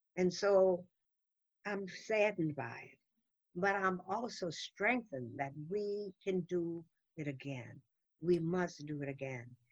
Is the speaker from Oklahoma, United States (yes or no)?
no; New Orleans, Louisiana, United States; I grew up in New Orleans, Louisiana, the Deep South, under rigid segregation.